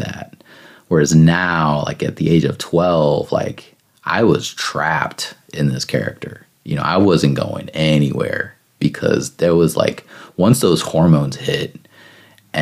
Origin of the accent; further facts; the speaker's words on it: Northern Indiana, United States; I'm from Northern Indiana, so I used to have to go to Riley Hospital for Children down in Indianapolis